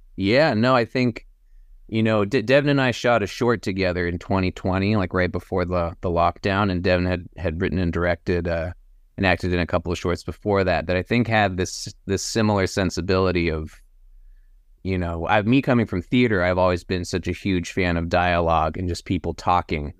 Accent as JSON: {"language": "English", "town": "Austin", "region": "Texas", "country": "United States", "tie": "born or raised there", "moved": "yes", "lives_now": "Los Angeles, United States", "said": "we were both Texas boys. Uh, I grew up in Austin"}